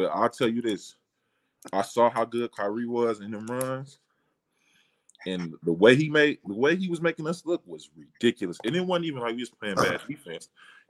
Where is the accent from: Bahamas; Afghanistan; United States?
United States; Atlanta, Georgia; I'm coming from East Atlanta. Ain't never went to a camp or nothing in my life.